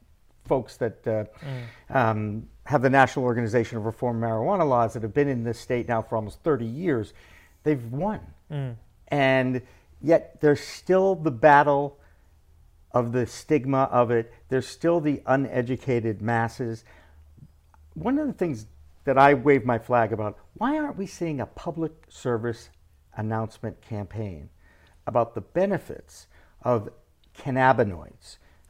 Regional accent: Massachusetts, United States; My home state has it legal now.

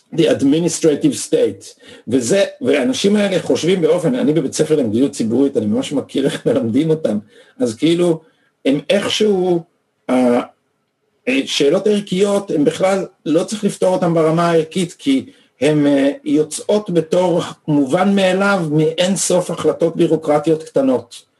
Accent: Israel; אנחנו גדלנו פה

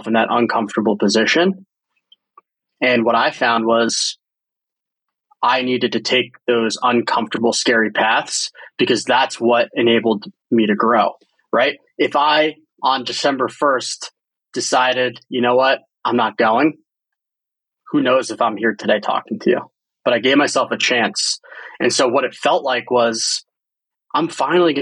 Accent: New Jersey, United States; born or raised there; moved away as an adult; also born or lived in San Francisco

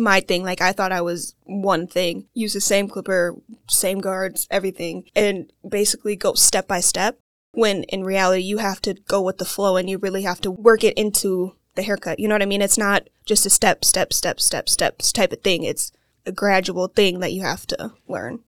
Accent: Waukesha, Wisconsin, United States; I'm from Waukesha, Wisconsin, and I have not left

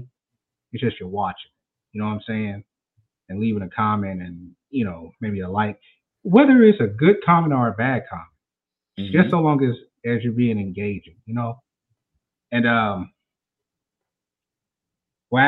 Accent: Mississippi, United States; I'm from Mississippi, y'all, so I may talk a little different.

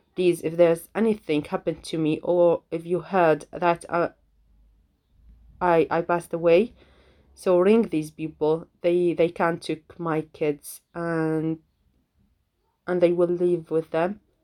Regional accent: Syria; English is a second language; moved away as an adult; now in United Kingdom; I'm from Syria, I live in the UK, and then I call this my home and this my home

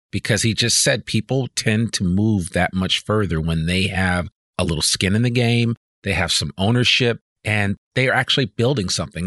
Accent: New Jersey, United States; moved away as an adult; also born or lived in Washington, D.C. / Berkeley / San Francisco; growing up, I grew up in New Jersey.

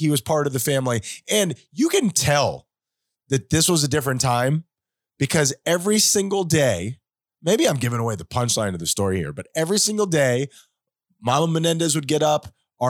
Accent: South Florida, United States; we grew up in South Florida. It's hot here all the time. We come from a Spanish culture.

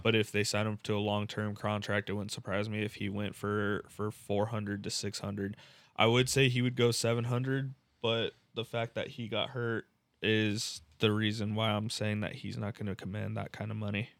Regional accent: San Diego, California, United States; California, San Diego

